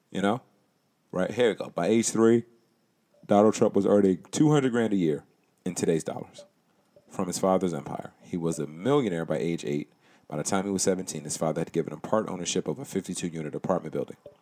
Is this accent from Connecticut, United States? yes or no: yes; Connecticut, United States; I was born in Connecticut